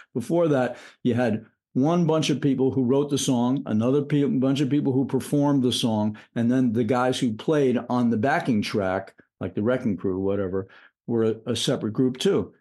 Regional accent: New York City, New York, United States; I grew up in New York City

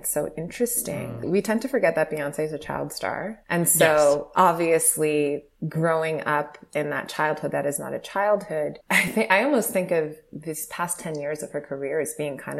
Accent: New York City, New York, United States; I'm from Brooklyn, like I'm from Canarsie, I'm from … territory, right?

